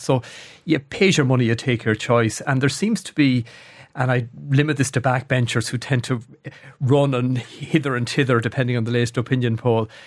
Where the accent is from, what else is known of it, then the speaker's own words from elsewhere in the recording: Athlone, Leinster, Ireland; moved away; I, I come from Athlone. uh, an average Irish town